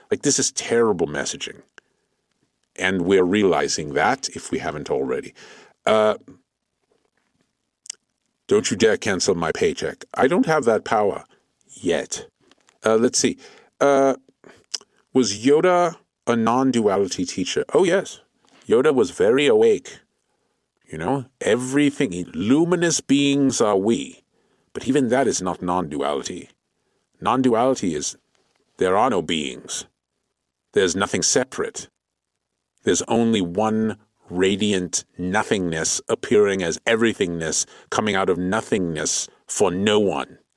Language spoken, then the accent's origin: English; Clovis, California, United States; I grew up on Tatooine, which is basically very similar to my master's Clovis, California, which is basically a glorified suburb of Fresno.